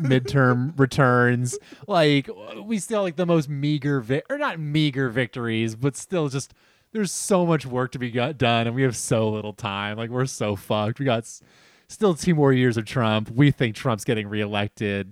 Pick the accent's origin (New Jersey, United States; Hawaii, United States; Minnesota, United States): New Jersey, United States; we're from New Jersey